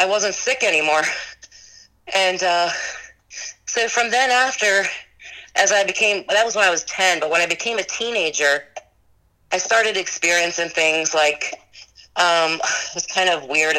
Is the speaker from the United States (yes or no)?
yes; Maryland, United States; now in Gettysburg, United States; I grew up in Maryland